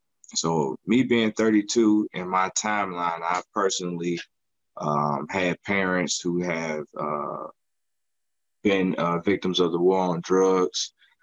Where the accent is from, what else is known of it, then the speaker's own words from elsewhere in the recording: Chicago, Illinois, United States; I'm a product of cannabis crime and culture in Chicago, growing up in Chicago and in Chicago surroundings, having to deal with coming up in the 90s.